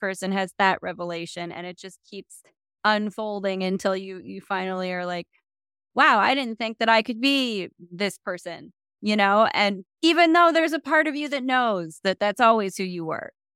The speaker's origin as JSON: {"language": "English", "region": "South Dakota", "country": "United States", "said": "I come from South Dakota. I know what tiny little town and limited options on the ground looks like"}